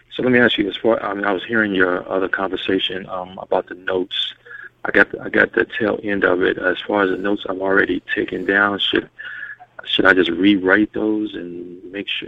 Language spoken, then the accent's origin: English; Louisville, Kentucky, United States; I'm from Louisville, Kentucky.